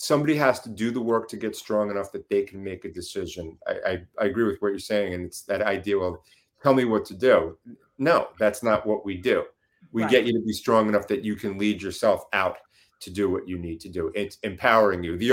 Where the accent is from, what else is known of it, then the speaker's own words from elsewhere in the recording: New York, United States; accent: New York; moved away; I'm originally from New York